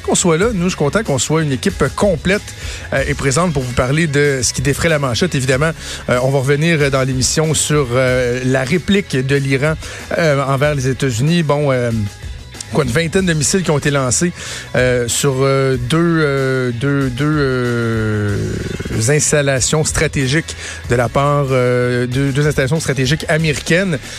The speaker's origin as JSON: {"language": "French", "region": "Quebec", "country": "Canada", "said": "chez nous au Québec"}